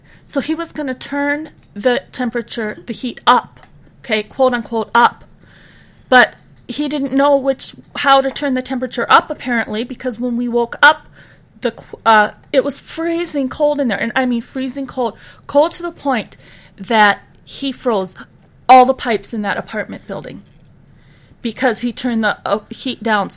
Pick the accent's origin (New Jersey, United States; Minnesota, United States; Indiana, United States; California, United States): Minnesota, United States; I'm from Minnesota